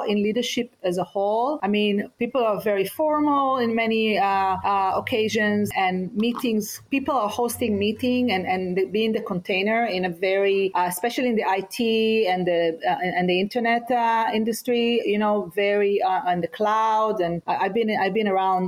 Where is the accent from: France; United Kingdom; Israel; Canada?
Israel; moved away; I grew up in Israel, and I talk a lot about what does it mean to be growing up in a war zone